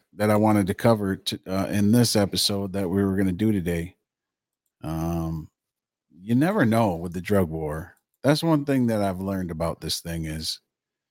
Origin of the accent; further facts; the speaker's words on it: Michigan, United States; we're from Michigan. We live in Michigan, United States